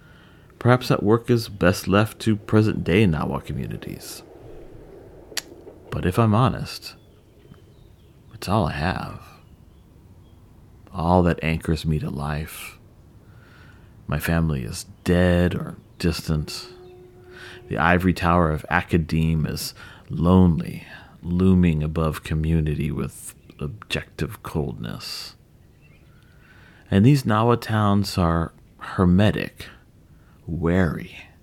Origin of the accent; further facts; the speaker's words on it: Texas, United States; born there; But I was born in Central Texas, like three generations of … men before me. What am I, then? I usually tell folks Mexican-American